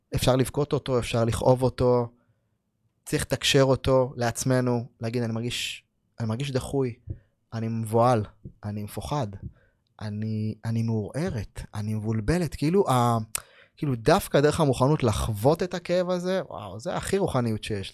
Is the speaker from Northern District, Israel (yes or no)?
yes; Ma'alot-Tarshiha, Northern District, Israel; גדלתי במעלות